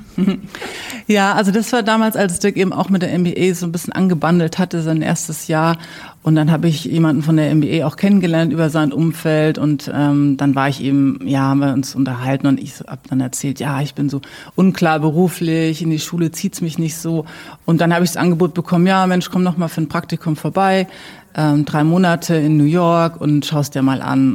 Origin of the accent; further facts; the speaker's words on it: Würzburg, Bavaria, Germany; also born or lived in United States; mich zieht's schon wieder zurück in die Heimat und habe dann hier mein Studium beendet